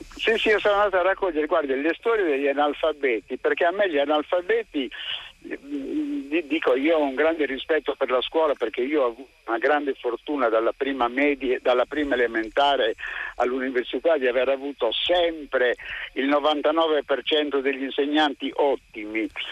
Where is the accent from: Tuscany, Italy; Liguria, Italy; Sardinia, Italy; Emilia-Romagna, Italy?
Sardinia, Italy; born or raised there